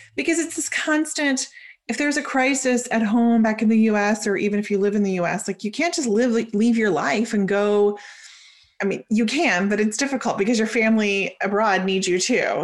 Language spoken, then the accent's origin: English; Oklahoma, United States; moved away as an adult; also born or lived in Israel; I was born in Oklahoma, lived there for twenty-four years, and then I decided to move overseas.